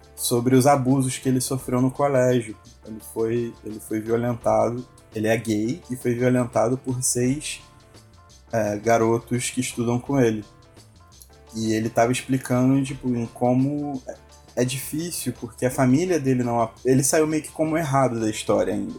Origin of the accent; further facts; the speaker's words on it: Paraty, Rio de Janeiro, Brazil; minha cidade, minha terrinha, Paraty